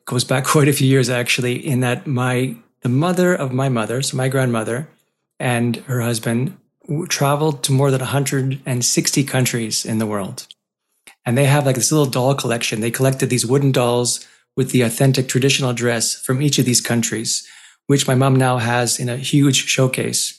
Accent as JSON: {"language": "English", "town": "Montreal", "region": "Quebec", "country": "Canada", "tie": "born or raised there", "said": "I was born and raised in Montreal"}